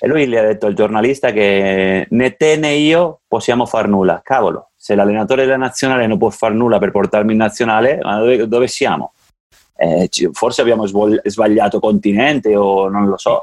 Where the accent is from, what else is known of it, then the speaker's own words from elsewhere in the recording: Andorra; il mio paese